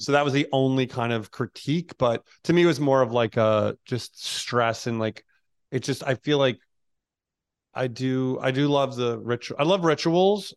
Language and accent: English; New York, United States; moved away as an adult; now in Hawaii, United States; I was born in New York and raised in New York and worked in New York